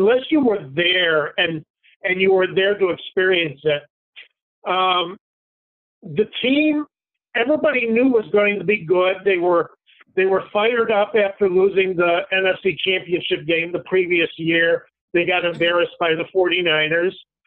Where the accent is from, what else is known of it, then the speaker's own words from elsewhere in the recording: Chicago, Illinois, United States; I grew up in Chicago area